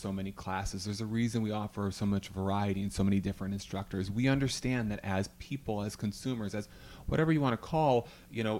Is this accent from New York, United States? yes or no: yes; Syracuse, New York, United States; I'm from Syracuse